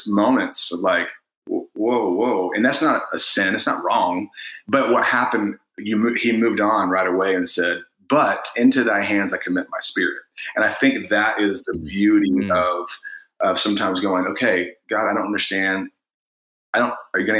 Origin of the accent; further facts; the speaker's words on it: Indiana, United States; we're from Indiana